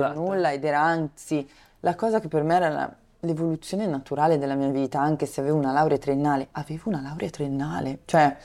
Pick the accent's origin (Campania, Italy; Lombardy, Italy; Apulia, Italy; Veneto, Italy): Lombardy, Italy; Brianza; io sono originaria della Brianza, ho studiato a Milano, ho fatto quindi negli anni dell'università avanti e indietro